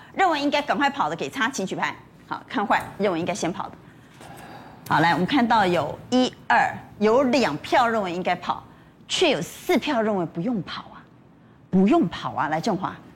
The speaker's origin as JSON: {"language": "Chinese", "country": "Taiwan", "said": "我们台湾人退出之后"}